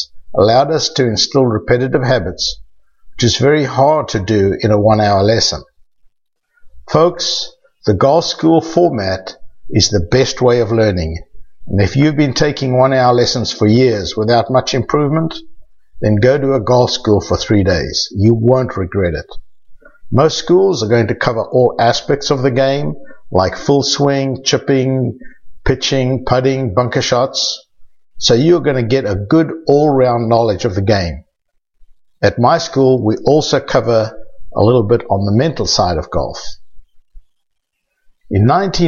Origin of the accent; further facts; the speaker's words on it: South Africa; accent: South African; moved away; also born or lived in Johannesburg, South Africa / Rustenburg, South Africa / Port Elizabeth, South Africa / Cape Town, South Africa; You can tell by my accent that I'm originally from South Africa